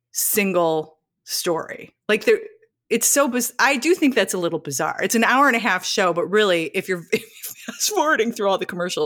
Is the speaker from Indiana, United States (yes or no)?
yes; Michigan City, Indiana, United States; I grew up on the north, like the very northern border of Indiana and Michigan City, Indiana.